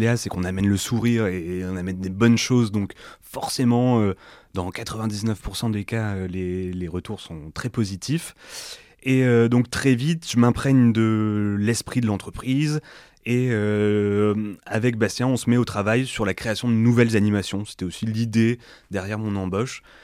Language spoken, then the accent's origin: French; Lomme, Hauts-de-France, France; je suis originaire de l'Homme